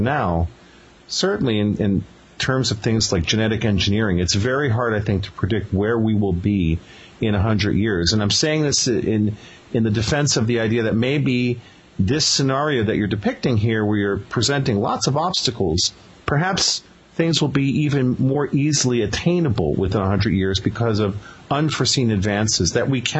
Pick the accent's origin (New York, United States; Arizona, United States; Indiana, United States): New York, United States; New York City; Gene and I are both Brooklyn boys